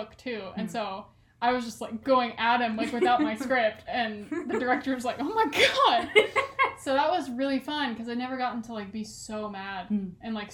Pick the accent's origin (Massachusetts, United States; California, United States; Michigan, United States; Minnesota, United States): California, United States; accent: Californian